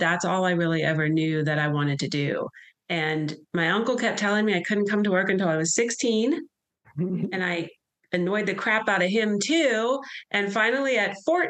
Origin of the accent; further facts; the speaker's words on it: Pittsburgh, Pennsylvania, United States; moved away; I grew up in Pittsburgh, Pennsylvania.